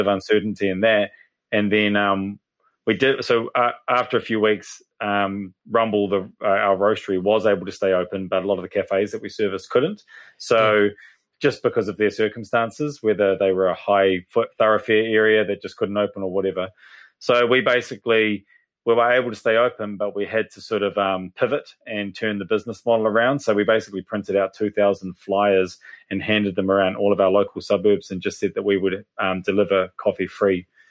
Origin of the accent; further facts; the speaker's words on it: Hastings, Hawke's Bay, New Zealand; moved away as an adult; also born or lived in Melbourne, Australia; now in Papamoa, New Zealand; I'm from Hastings, so Hawke's Bay